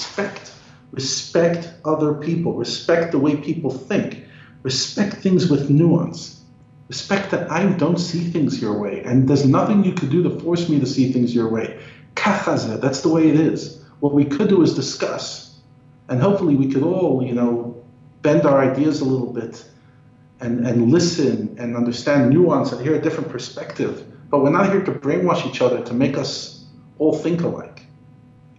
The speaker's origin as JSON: {"language": "English", "region": "New York", "country": "United States", "moved": "as an adult", "lives_now": "South Africa", "said": "I come from New York, if you haven't picked up on my accent. And every year I go back for a few days"}